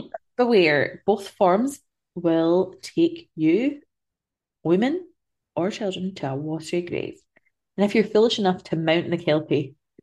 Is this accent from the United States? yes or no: no; Central Belt, Scotland, United Kingdom; accent: central belty; I'm too central belty now for it.